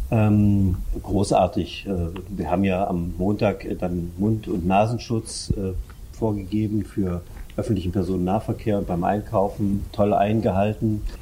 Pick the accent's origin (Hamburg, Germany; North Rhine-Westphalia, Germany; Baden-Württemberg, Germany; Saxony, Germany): Saxony, Germany; Görlitz; Ich habe als Jugendlicher, ich komme aus Görlitz, äh, Feldhockey gespielt.